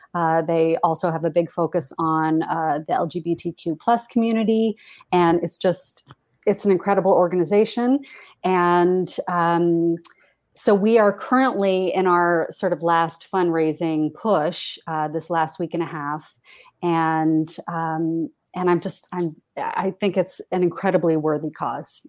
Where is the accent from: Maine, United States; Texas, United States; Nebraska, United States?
Maine, United States; Portland; now in New York, United States; I grew up in Portland, Maine